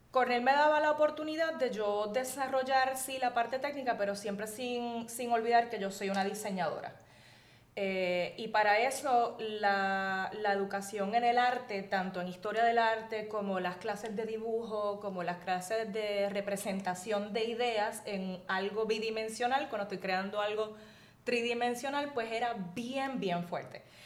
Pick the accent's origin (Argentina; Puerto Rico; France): Puerto Rico; Hatillo; moved away as an adult; also born or lived in United States; yo estudié en una escuela pequeña en Atillo, en el colegio de Nuestra Señora del Carmen